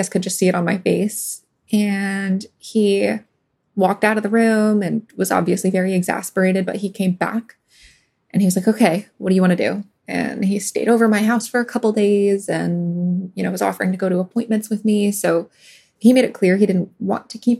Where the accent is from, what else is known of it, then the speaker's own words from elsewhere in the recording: New York, United States; also born or lived in Los Angeles; I'm from New York.